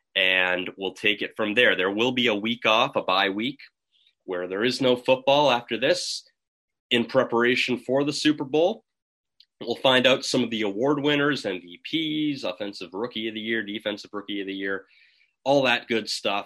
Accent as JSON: {"language": "English", "town": "Toronto", "region": "Ontario", "country": "Canada", "tie": "born or raised there", "said": "growing up in Toronto"}